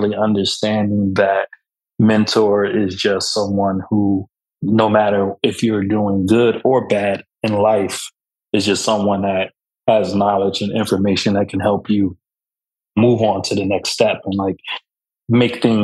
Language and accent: English; Camden, New Jersey, United States; I am from Camden, New Jersey